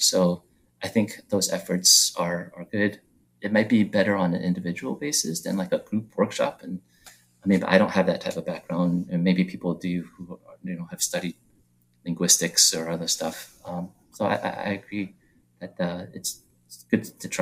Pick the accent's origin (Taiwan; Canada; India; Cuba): Taiwan; now in United States; I was born in Taiwan, so I didn't have an American name growing up. I just went by my Chinese name.